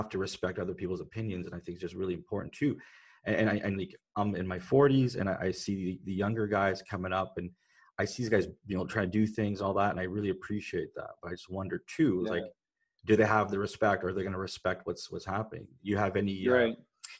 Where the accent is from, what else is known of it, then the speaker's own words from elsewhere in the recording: Canada; I'm a guy from Canada